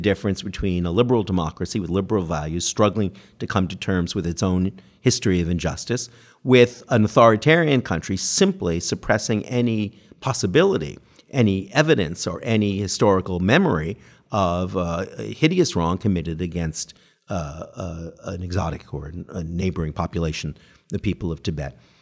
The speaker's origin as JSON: {"language": "English", "country": "Canada", "tie": "born or raised there", "moved": "yes", "lives_now": "United Kingdom", "said": "grew up under the most benign version of the post-colonialism in Canada"}